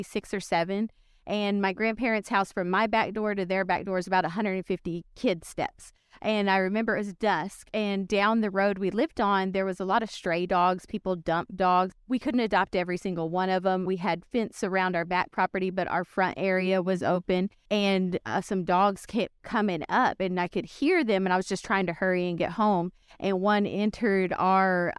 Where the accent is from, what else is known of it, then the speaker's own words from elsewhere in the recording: South Texas, United States; I'm from South Texas